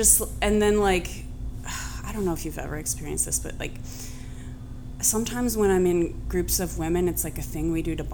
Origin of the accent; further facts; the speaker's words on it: Columbus, Ohio, United States; moved away; growing up in Columbus, Ohio